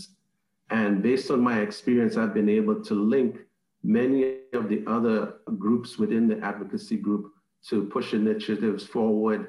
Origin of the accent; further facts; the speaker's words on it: Trinidad & Tobago; now in United States; in the Caribbean, my home country, Trinidad and Tobago